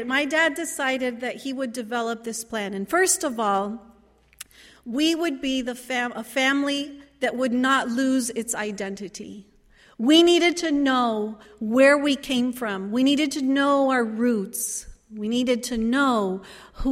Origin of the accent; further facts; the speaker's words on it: Santa Barbara, California, United States; I was born in Santa Barbara, here in California, not that far away from here